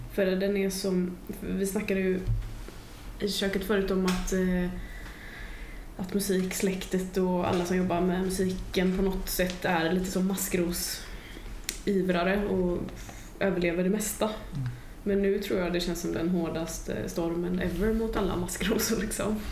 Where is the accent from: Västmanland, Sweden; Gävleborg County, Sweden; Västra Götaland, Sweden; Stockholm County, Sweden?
Västra Götaland, Sweden; Gothenburg; min hemstad